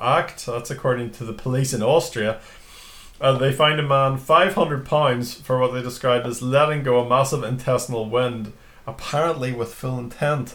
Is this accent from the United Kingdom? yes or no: yes; Newtownards, Northern Ireland, United Kingdom; I'm from Newton Arns anyway, so it's a town in Northern Ireland